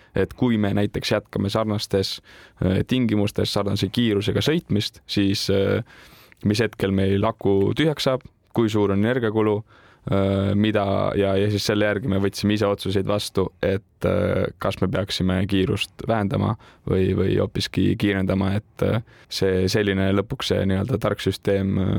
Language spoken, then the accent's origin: Estonian; Tartu, Tartu County, Estonia; olen ise Tartust pärit